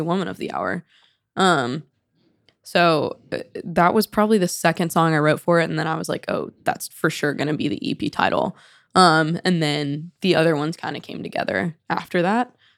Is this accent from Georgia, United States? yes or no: yes; Atlanta, Georgia, United States; moved away as an adult; also born or lived in Knoxville, Tennessee / Nashville; I basically am from Atlanta from day one